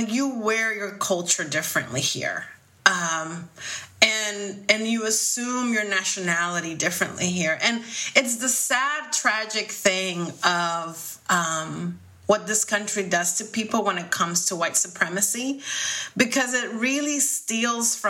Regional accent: Dominican Republic; now in United States; my daughter doesn't know like what it was to be growing up in the Dominican Republic

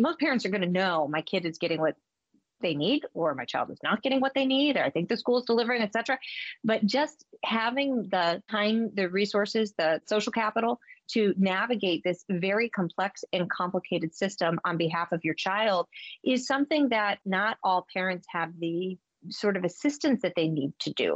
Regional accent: Massachusetts, United States; my home state

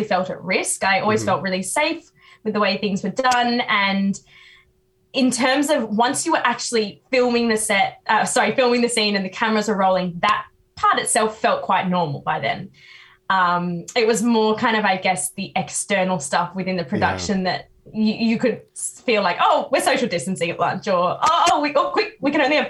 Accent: New South Wales, Australia; I'm from New South Wales.

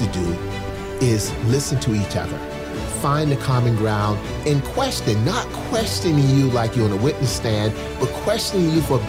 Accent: Charleston, South Carolina, United States; I grew up in Charleston, South Carolina. Public housing, single mom, divorced single mom of four kids. And I came up through segregation

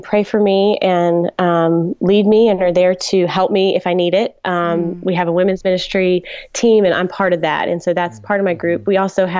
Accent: Dallas, Texas, United States; I grew up in Dallas

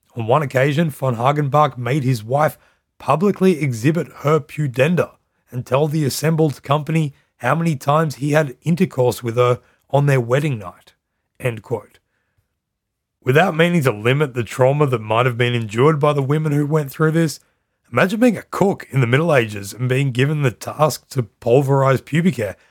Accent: Australia; now in Netherlands; I'm Australian and I live in the Netherlands.

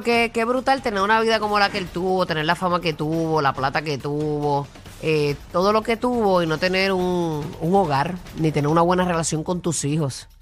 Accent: Puerto Rico; nosotros los puertorriqueños

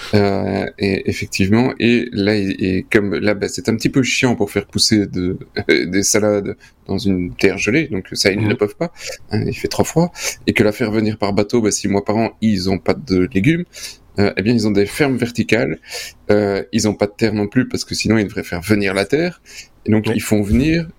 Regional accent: Belgium

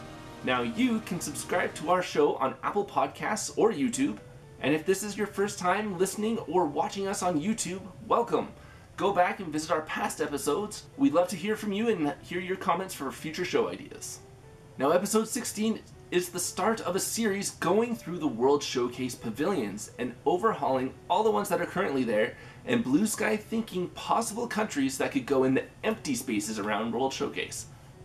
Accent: Canada; I'm Canadian.

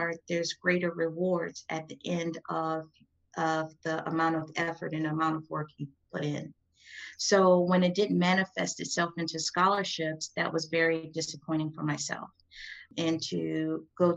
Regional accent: Oxon Hill, Maryland, United States; also born or lived in New Orleans, Louisiana; I grew up in Prince George's County, Maryland. I'm from Oxon Hill, Maryland, but I was born in New Orleans

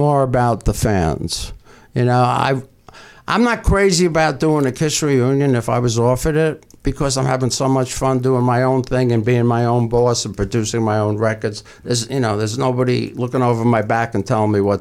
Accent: New York, United States; Madison Square Garden in my hometown

